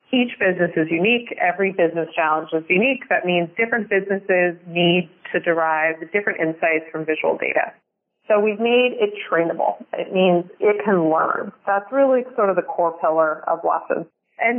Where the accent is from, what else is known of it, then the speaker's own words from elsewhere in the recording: California, United States; my home state of drought-stricken California